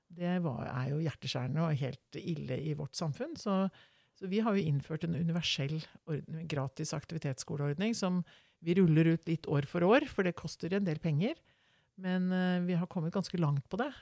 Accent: Oslo, Norway; Jeg vokste opp midt i Groruddalen. Vokste opp på Veitvet

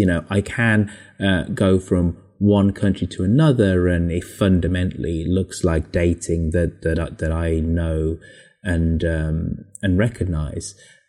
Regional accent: Birmingham, West Midlands, United Kingdom; moved away as an adult; also born or lived in London / San Francisco; I'm English, I'm a Brummie, I'm from Birmingham

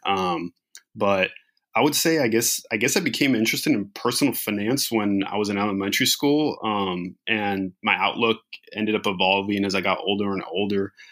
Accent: Riverside, California, United States; now in Los Angeles, United States; I grew up in Riverside, California

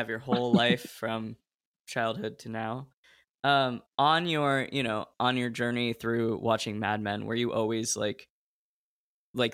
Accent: Oregon, United States; And I grew up in Oregon, and there wasn't like a big BFA program there

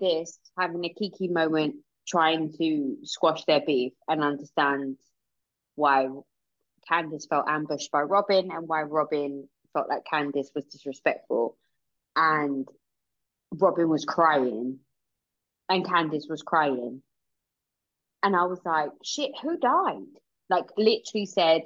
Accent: England, United Kingdom; we're English.

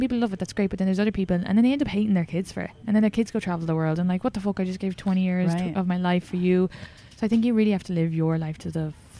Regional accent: Ireland; moved away as an adult; now in United States

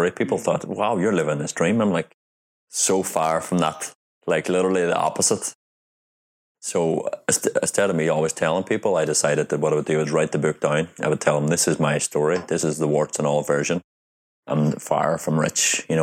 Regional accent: Ireland; because I'm from Ireland and people are very open in Ireland.

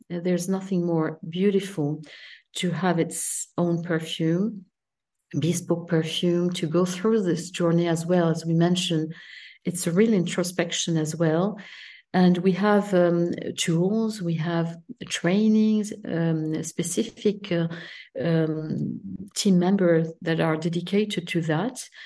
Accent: south of France, France; English is a second language; also born or lived in Paris, France / Italy; I was raised in Mediterranean countries, south of France

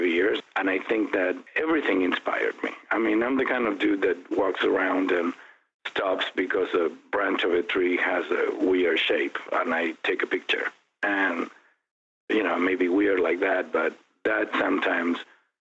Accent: Buenos Aires, Argentina; also born or lived in Europe; now in Phoenix, United States; I was born in Buenos Aires back in 1964, raised by a loving mother and father. I have a sibling. My brother is 4 years younger, Federico. I went to school in Buenos Aires

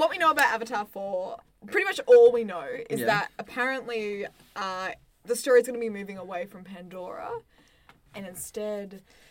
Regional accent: Australia; accent: Aussie; It's all that Aussie. All that Aussie in my mouth.

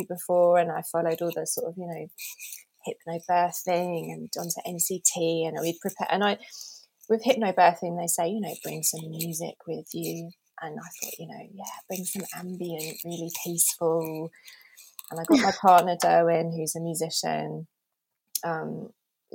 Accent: Norfolk, East of England, United Kingdom; I grew up in Norfolk

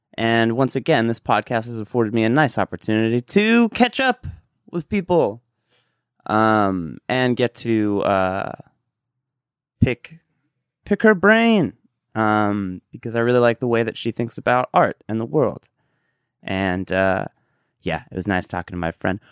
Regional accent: Southern California, United States; We're from Southern California.

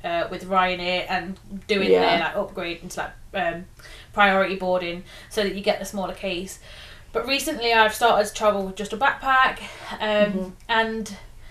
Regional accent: England, United Kingdom; we're very fortunate as English people that most people speak our language

